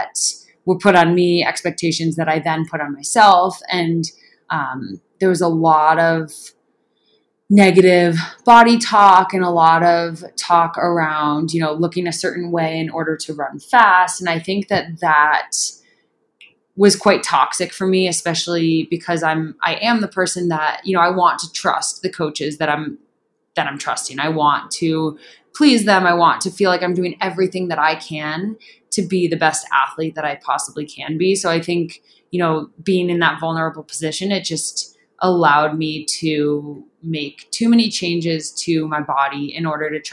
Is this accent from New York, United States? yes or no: yes; upstate New York, United States; moved away as an adult; also born or lived in Clemson, South Carolina; now in Boulder, United States; I grew up on the East Coast in upstate New York, the non-city part of the state